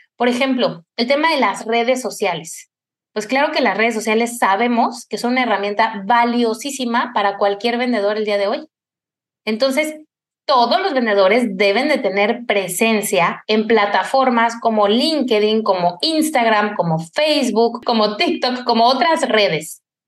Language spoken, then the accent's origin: Spanish; Cuernavaca, Morelos, Mexico; En mi infancia en Cuernavaca, yo soy de allá